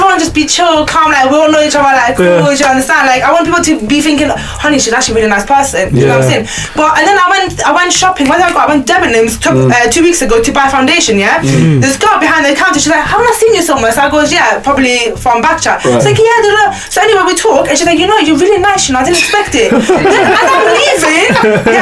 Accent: Newcastle upon Tyne, North East England, United Kingdom; accent: Geordie; I'm from Newcastle. I was born and raised up north, so I'm a Geordie

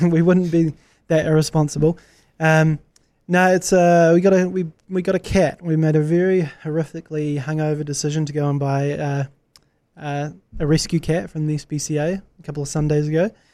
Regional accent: New Zealand; as a New Zealander

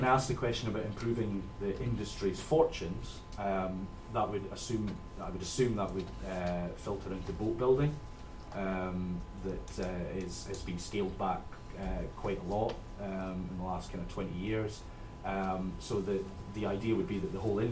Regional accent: Scotland, United Kingdom; I'm from Scotland

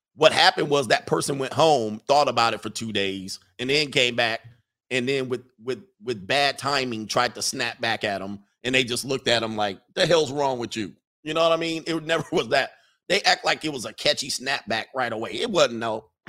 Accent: Hawthorne, California, United States; I grew up in Hawthorne

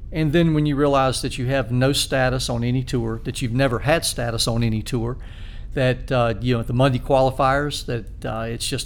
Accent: Spartanburg, South Carolina, United States; I grew up in Spartanburg.

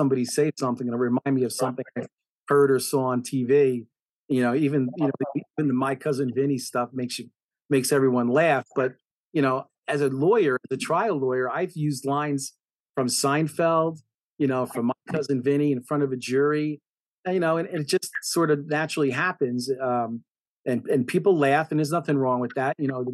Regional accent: Nutley, New Jersey, United States; also born or lived in Passaic, New Jersey / Union Beach, New Jersey; I've obviously spent most of my life in Nutley, living in Nutley, since I think I was 5 years old.

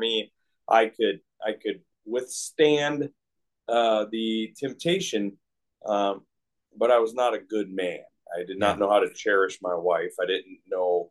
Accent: Port Orchard, Washington, United States; I grew up in the Pacific Northwest, in a town called Port Orchard, Washington

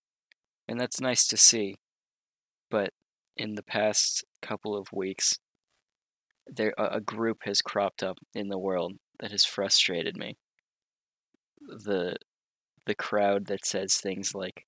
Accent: United States; As an American citizen and a middle-class family

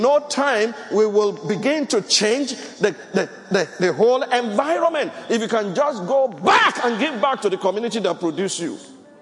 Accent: Ogun State, Nigeria; born or raised there; moved away

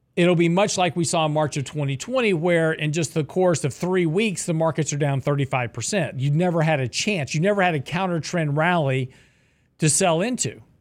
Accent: the South, United States; I was born in the South, raised in the South

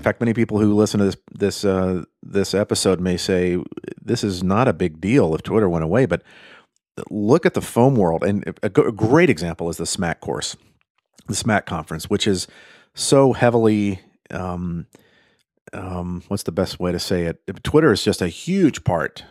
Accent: United States; I'm American

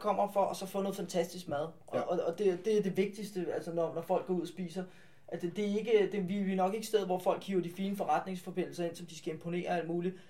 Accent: Farum, Capital Region of Denmark, Denmark; som ligger i Farum, som er min hjemby.

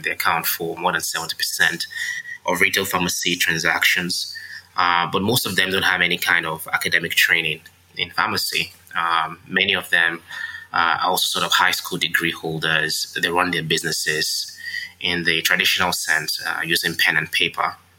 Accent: Nigeria; while I was growing up in Nigeria.

